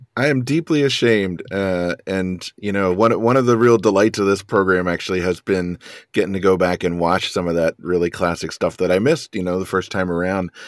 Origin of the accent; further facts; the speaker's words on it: York, Pennsylvania, United States; I grew up in, uh, central, South Central Pennsylvania